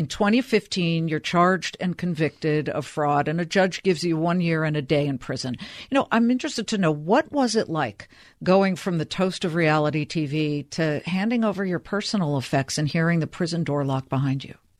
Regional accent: Los Angeles, California, United States; I'm from Los Angeles

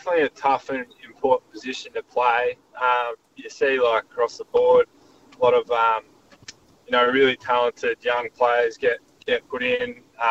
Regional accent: Wagga Wagga, New South Wales, Australia; also born or lived in Queensland; now in Adelaide, Australia; growing up in Wagga Wagga

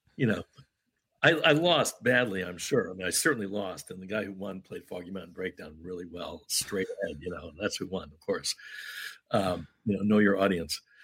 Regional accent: Syracuse, New York, United States; I grew up in Syracuse, New York. I didn't grow up in Kentucky.

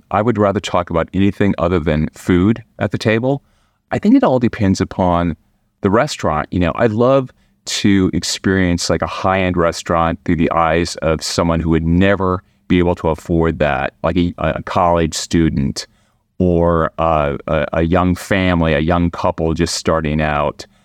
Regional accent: Midwest, United States; now in Washington, D.C., United States; am from the Midwest.

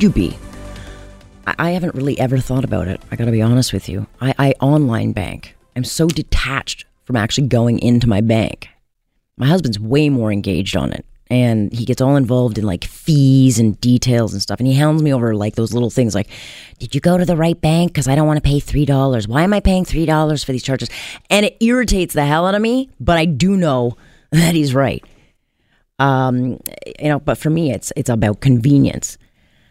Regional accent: Canada

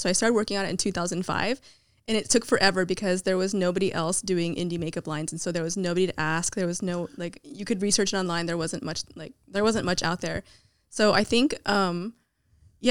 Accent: Milpitas, California, United States; I grew up in Milpitas, which was a really small town

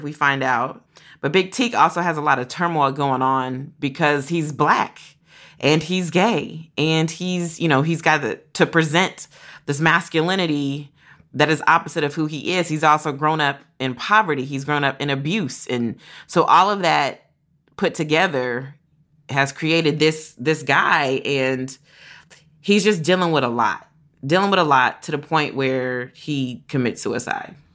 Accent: Kentucky, United States; growing up in Kentucky, where I was a lot of around a lot of white people

